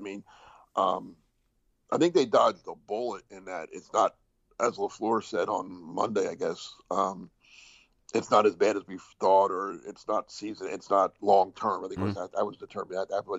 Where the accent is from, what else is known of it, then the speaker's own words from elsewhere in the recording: New Jersey, United States; now in Myrtle Beach, United States; I grew up in Jersey, and I went to the Jersey, the Jersey Shore, as we called it, but the beaches in New Jersey my whole life.